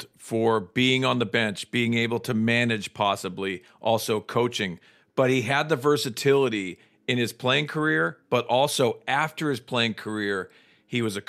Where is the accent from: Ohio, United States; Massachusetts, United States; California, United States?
Massachusetts, United States; Boston; growing up in Boston myself